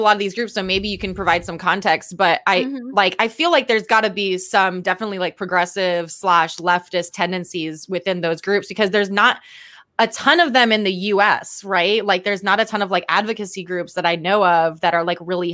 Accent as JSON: {"language": "English", "country": "Guam", "said": "I'm from Guam, you know, so me being from Guam"}